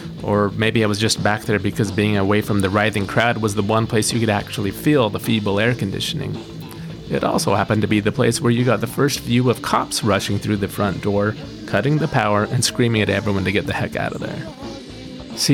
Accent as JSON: {"language": "English", "region": "Utah", "country": "United States", "tie": "born or raised there"}